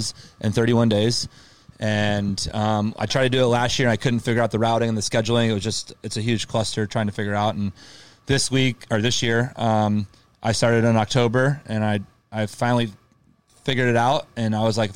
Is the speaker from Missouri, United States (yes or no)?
yes; St. Louis, Missouri, United States; moved away; I'm from St. Louis originally